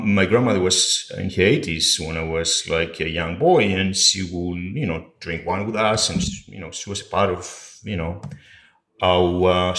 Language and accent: English; Ikaria, North Aegean, Greece; now in New York, United States; I'm from Greece, from a small island on the Aegean Sea called Ikaria.